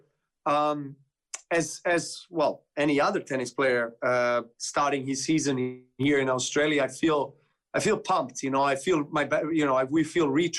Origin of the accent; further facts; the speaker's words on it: Serbia; I play for Serbia with my compatriots